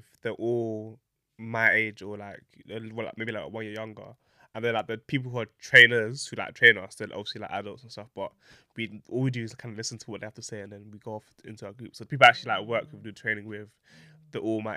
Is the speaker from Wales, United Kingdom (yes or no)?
no; London, United Kingdom; we're both from South London